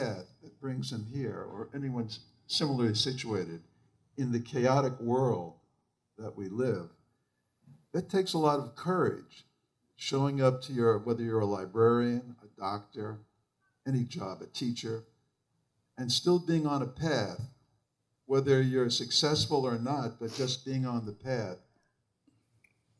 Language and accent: English; New York and Long Island, United States; I grew up in New York and Long Island